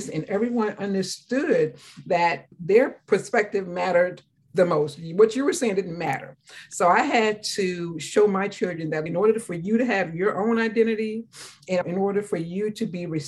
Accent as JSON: {"language": "English", "area": "Calvert County", "region": "Maryland", "country": "United States", "tie": "born or raised there", "said": "In my hometown of Calvert County, Maryland, for those who don't know, it's 45 minutes from Washington, D.C., a little dirt road that we grew up on."}